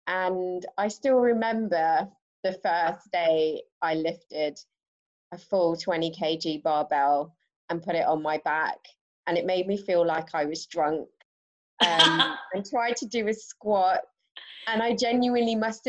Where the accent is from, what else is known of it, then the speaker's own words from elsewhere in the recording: England, United Kingdom; now in London, United Kingdom; I currently reside in London and have been here for nearly 9 years. Wow, a long time. And originally from the Midlands, moved around a bit.